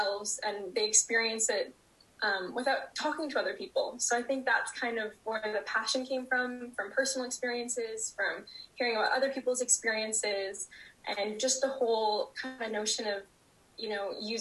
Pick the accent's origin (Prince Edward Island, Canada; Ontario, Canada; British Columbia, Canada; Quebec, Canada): British Columbia, Canada; Vancouver; I grew up and live in Vancouver, British Columbia